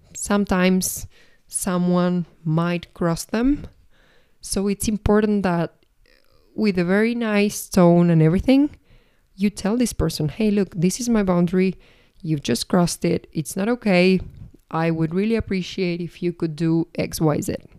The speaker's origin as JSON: {"language": "English", "country": "Argentina", "also_born_or_lived": "Paris, France", "moved": "yes", "lives_now": "Madrid, Spain", "said": "I'm originally from Argentina. I lived for six years in Paris"}